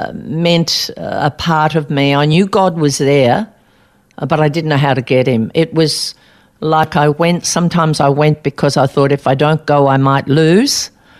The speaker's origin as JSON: {"language": "English", "town": "Albury", "region": "New South Wales", "country": "Australia", "tie": "born or raised there", "said": "Well, I was born in Albury, New South Wales, and it was a great tennis centre. I happened to live across the road from 24 grass tennis courts"}